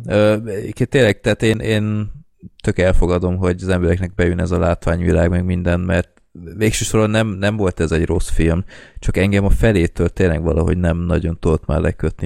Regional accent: Hungary

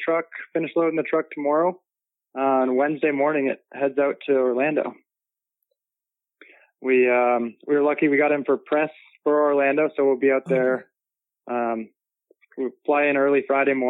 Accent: Toronto, Ontario, Canada; born or raised there; moved away

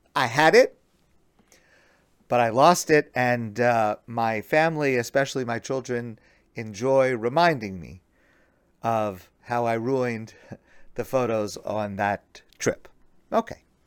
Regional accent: United States; I'm an American

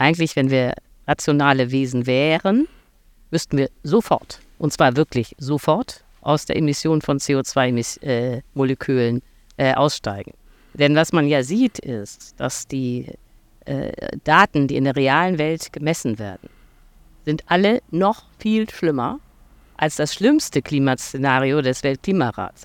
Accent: Hamburg, Germany; ich äh, komme aus Hamburg, aus einem Vorort namens Langhorn

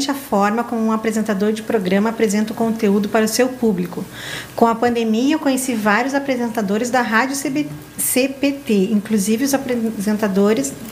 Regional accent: Rio Grande do Sul, Brazil; nessa questão de como gaúcho que sou, né? Desde pequeno, às vezes eu era meio barrista

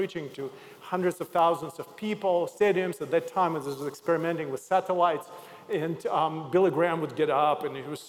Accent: Odesa, Odesa Oblast, Ukraine; moved away as an adult; also born or lived in Zaoksky, Russia; I'm originally from Odessa, Ukraine

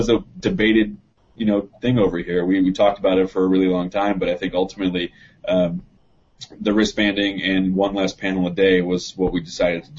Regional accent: New York, United States; I'm a New Yorker

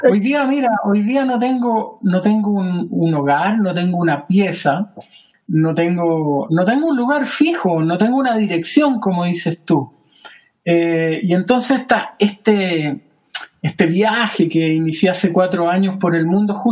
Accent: Chile; moved away as an adult; now in Savannah, United States; ¿Por qué yo me fui de Chile? Hace unos años atrás empezamos a conversar con mi hija la idea de que ella quería estudiar fuera de Chile. Honestamente, Juan, yo hace muchos años que quería salir de Chile.

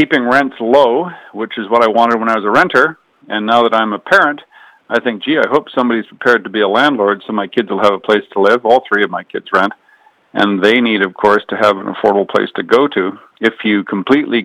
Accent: Kamloops, British Columbia, Canada; When I grew up in Kamloops

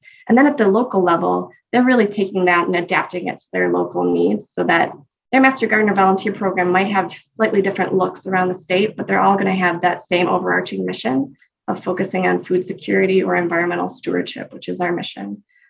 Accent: New York, United States; also born or lived in Michigan / Savannah, Georgia; So I'm from Western New York, but I've lived all over this country. I've lived in Michigan for a large chunk of my life.

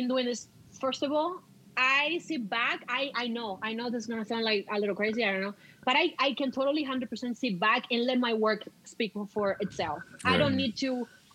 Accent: Cuba; moved away as an adult; now in Canada; remember, I'm Cuban. I come from an island.

